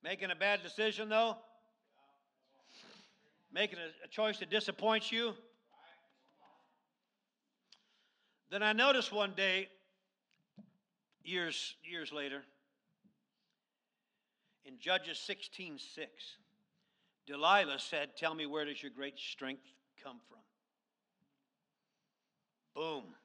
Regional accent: Lazy Mountain, Alaska, United States; when I was a child growing up on Lazy Mountain

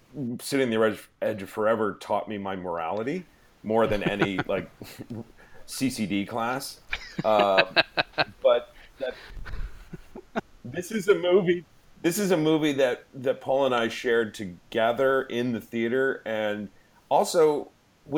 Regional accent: Connecticut, United States; we grew up in Connecticut, we'd be on a motorboat

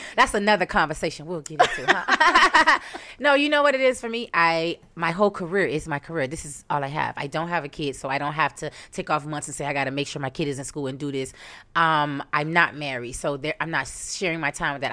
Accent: Miami, Florida, United States; I'm from Miami, three oh five

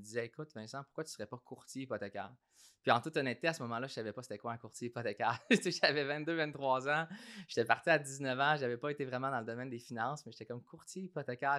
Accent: Saint-Hyacinthe, Quebec, Canada; also born or lived in Australia / Toronto; je suis originaire de Saint-Hyacinthe. Euh, j'ai grandi dans une famille modeste, travaille fort, qui, qui découle du milieu agricole à Saint-Hyacinthe

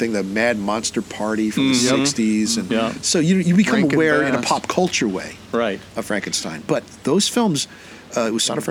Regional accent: New York City, New York, United States; I grew up in the New York City area.

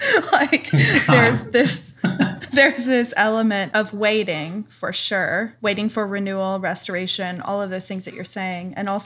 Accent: Tennessee, United States; from Tennessee. Animals hee-haw.

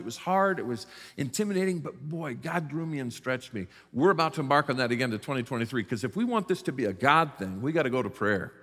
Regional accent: South Bend, Indiana, United States; I was raised in the South Bend, Mishawaka area in northern Indiana

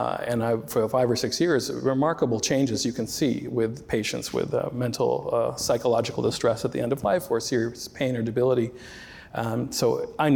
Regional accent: the Bible Belt, United States; also born or lived in Berkeley, California; growing up in America as a minority in the buckle of the Bible Belt

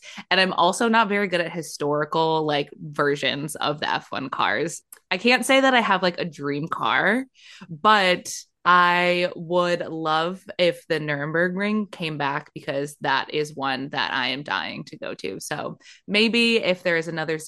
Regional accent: United States; as an American fan

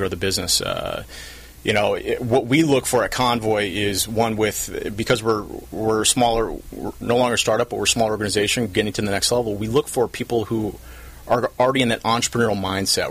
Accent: South Orange County, California, United States; I'm from South Orange County. Grew up here when it was far different.

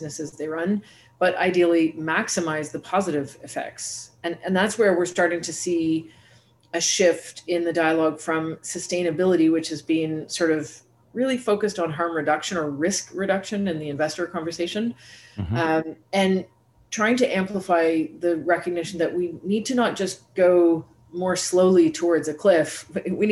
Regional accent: Canada; also born or lived in New York City / Brazil / Germany; now in Montreal, Canada; So I'm coming to you today from Montreal, Canada, and I'm Canadian

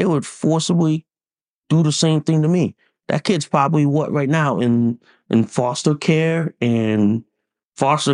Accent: Connecticut, United States; my home state of Connecticut

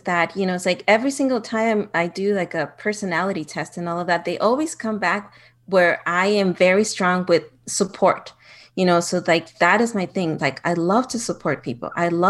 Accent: Ciudad Juárez, Chihuahua, Mexico; also born or lived in El Paso, Texas; I was born in El Paso, Texas, but I grew up in Juarez. So it's a border town.

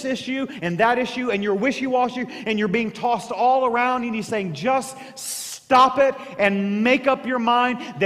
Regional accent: Southeast Missouri, United States; growing up in Southeast Missouri

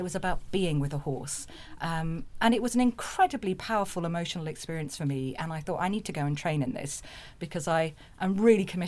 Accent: Jersey; moved away as an adult; I grew up in Jersey in the Channel Islands

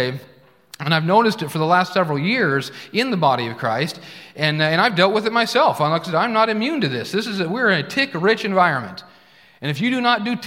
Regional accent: Oregon, United States; moved away as an adult; also born or lived in Tulsa, Oklahoma; I grew up in Oregon

